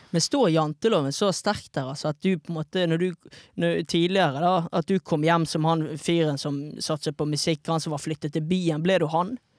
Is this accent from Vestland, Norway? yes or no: yes; Bergen, Vestland, Norway; fra Fana.